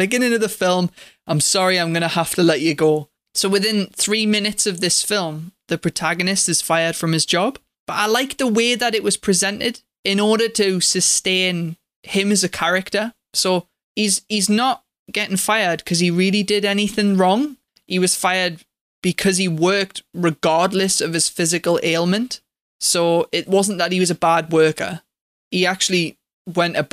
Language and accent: English; England, United Kingdom; I'm English